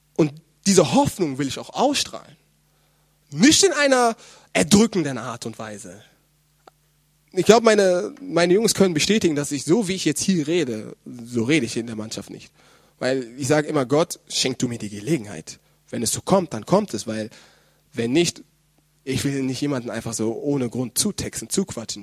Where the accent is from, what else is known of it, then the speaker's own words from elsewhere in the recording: Germany; meine leiblichen Eltern, die ja auch in äh, Deutschland wohnen, dort wo ich herkomme